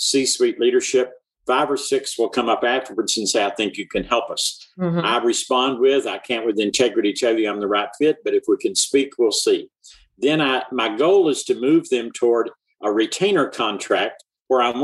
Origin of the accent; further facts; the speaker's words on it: mountains of North Carolina, North Georgia, Appalachia, United States; also born or lived in north of Boston; the mountains of North Carolina, North Georgia. I grew up in a sawmill family.